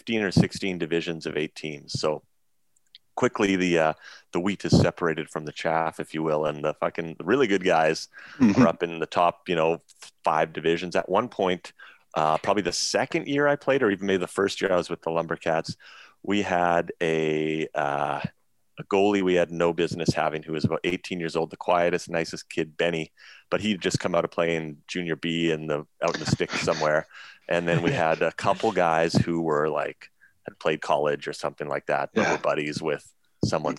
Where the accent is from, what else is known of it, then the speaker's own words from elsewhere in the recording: Dawson Creek, British Columbia, Canada; also born or lived in Victoria, British Columbia; I was born in Victoria, BC, and our family moved up to Dawson Creek, which is in northern British Columbia, when I was 7.